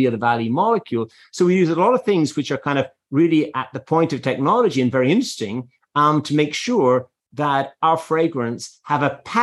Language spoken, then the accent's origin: English; Ireland; moved away; I am Irish